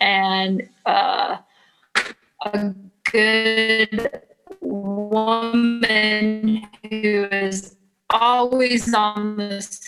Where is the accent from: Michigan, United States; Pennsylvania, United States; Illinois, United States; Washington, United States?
Michigan, United States; Flint; Growing up in Flint, we had an IHL hockey team called the Flint Generals.